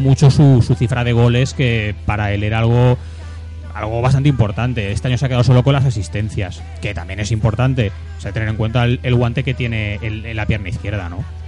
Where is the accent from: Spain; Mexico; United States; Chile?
Spain; yo como español